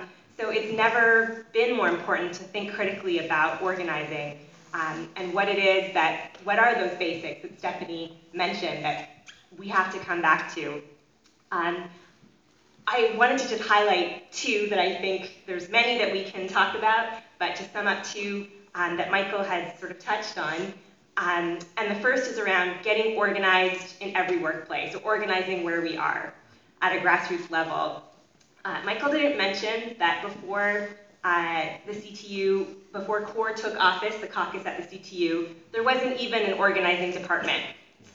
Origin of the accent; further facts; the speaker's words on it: Canada; now in United States; being a Canadian, but who's working in the States